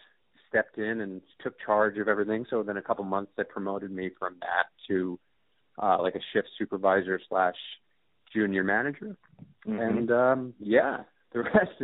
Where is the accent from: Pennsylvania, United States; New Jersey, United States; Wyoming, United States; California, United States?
New Jersey, United States; accent: American; moved away as an adult; now in Melbourne, Australia; I'm from America, originally from New Jersey. I moved to Australia about just over 7 years ago